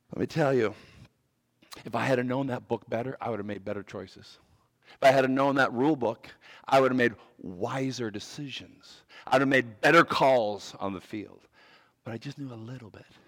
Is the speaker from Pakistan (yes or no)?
no; Canada; moved away as an adult; also born or lived in Virginia / Maryland; I grew up in Canada and I played hockey